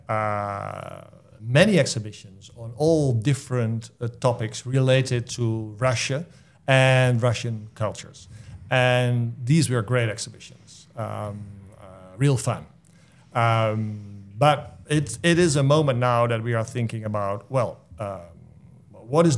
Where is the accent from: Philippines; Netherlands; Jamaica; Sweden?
Netherlands; moved away as an adult; now in Clinton, United States; I came over from the Netherlands to be the new executive director of this place